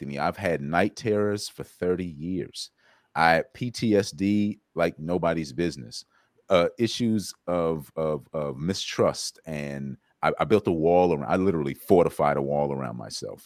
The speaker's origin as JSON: {"language": "English", "region": "South Carolina", "country": "United States", "tie": "born or raised there", "said": "I grew up in South Carolina"}